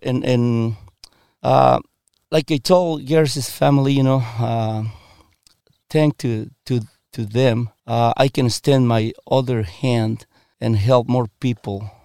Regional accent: Michoacán, Mexico; English is a second language; also born or lived in Washington State; now in United States; I'm from Mexico

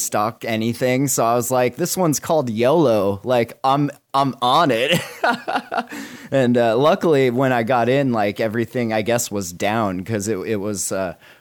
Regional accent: Montana, United States; also born or lived in Washington; now in Oregon, United States; I'm originally from Montana, and then moved to Washington to work in the weed lab industry.

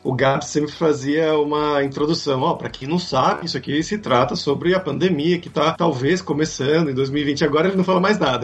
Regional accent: Brazil; moved away; also born or lived in Poland; sou do Brasil

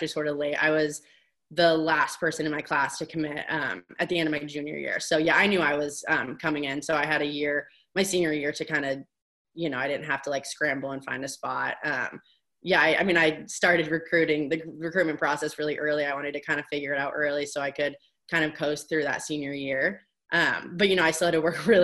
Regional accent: Bloomington, Indiana, United States; moved away as an adult; also born or lived in Evanston, Illinois; growing up in Bloomington, Indiana, and being around IU athletics

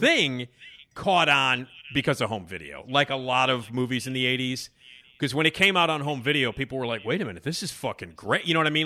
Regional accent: Chicago, Illinois, United States; I grew up here in Chicago

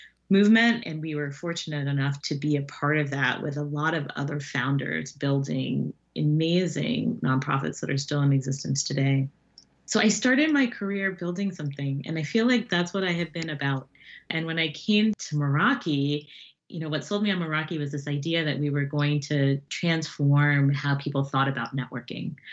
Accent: Jamaica; I am Jamaican

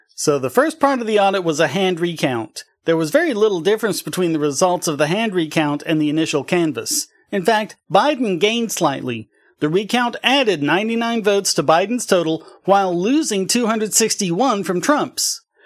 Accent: North Carolina, United States

